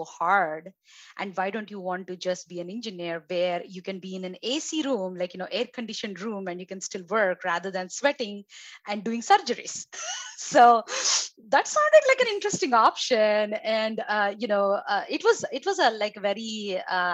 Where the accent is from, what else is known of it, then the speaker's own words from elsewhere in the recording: India; moved away as an adult; now in United States; my background and where I grew up is in India